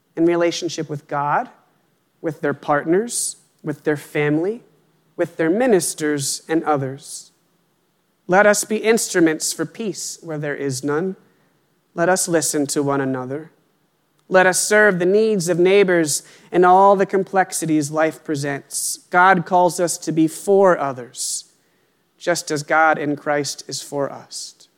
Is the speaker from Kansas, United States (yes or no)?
no; Pennsylvania, United States; moved away as an adult; now in Worcester, United States; until we moved here, I had lived in Pennsylvania my whole life